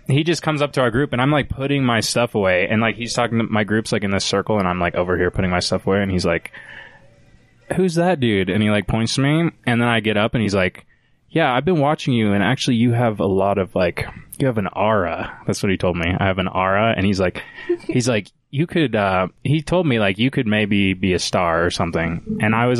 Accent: Layton, Utah, United States; also born or lived in Salt Lake City, Utah; I was born in Salt Lake, but I grew up in Layton.

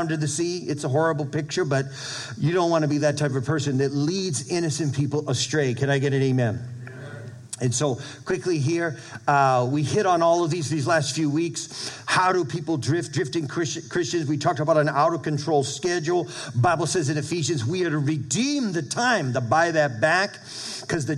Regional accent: Brockton, Massachusetts, United States; moved away; When my dad, he had apartment complexes in Brockton, Mass., where I grew up in New England

